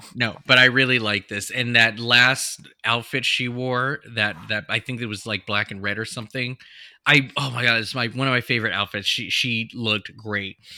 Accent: United States; I grew up in Washington, California

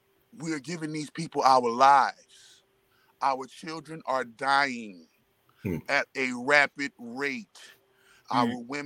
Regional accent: New Orleans, Louisiana, United States; I'm from New Orleans

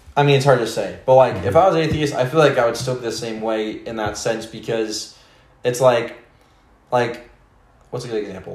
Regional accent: Spokane, Washington, United States; where I grew up, Spokane

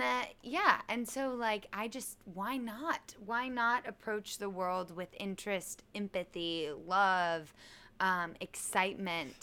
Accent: Kansas City, Missouri, United States; also born or lived in Charleston, West Virginia; Kansas City, Missouri

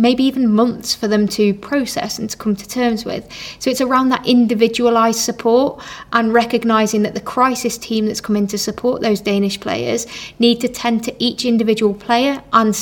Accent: England, United Kingdom; me being English

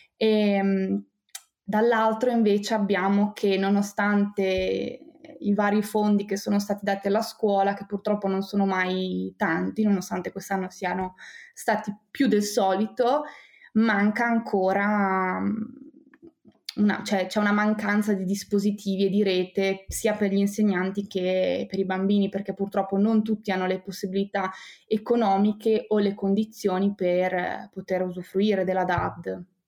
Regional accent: Bologna, Emilia-Romagna, Italy; io sono nata a Bologna

